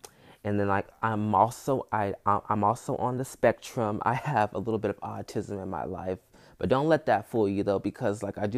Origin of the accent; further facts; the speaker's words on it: Hayward, California, United States; And I grew up in Hayward, California, here in the Bay Area.